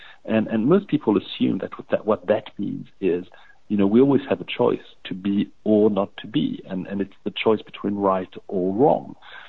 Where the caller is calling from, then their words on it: London, United Kingdom; I'm calling from London